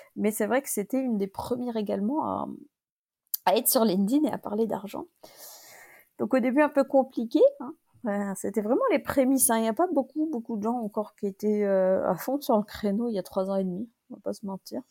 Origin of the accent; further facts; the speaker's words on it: France; je suis française